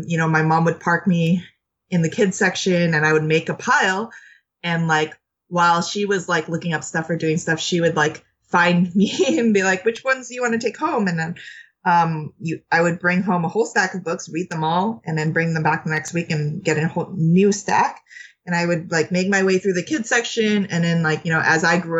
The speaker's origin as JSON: {"language": "English", "town": "Los Angeles", "region": "California", "country": "United States", "tie": "born or raised there", "said": "I grew up in Los Angeles, California, and my parents were immigrants from Vietnam and China"}